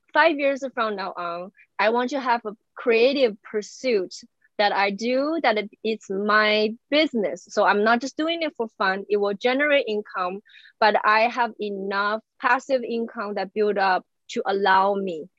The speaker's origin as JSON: {"language": "English", "country": "China", "tie": "born or raised there", "also_born_or_lived": "Beijing / Indiana", "second_language": "English", "moved": "as an adult", "lives_now": "United States", "said": "I grew up in China"}